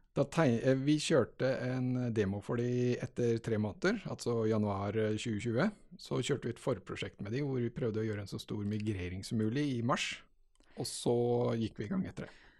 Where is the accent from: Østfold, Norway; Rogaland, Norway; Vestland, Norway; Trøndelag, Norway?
Østfold, Norway; Halden; moved away as an adult; also born or lived in Grimstad / Trondheim / Oslo; Jeg er altså født og oppvokst i Halden